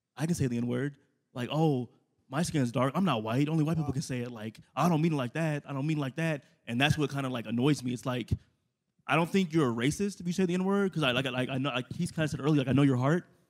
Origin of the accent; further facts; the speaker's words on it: Inglewood, California, United States; now in El Paso, United States; I've been El Paso five years now. I'm from Los Angeles, California, Inglewood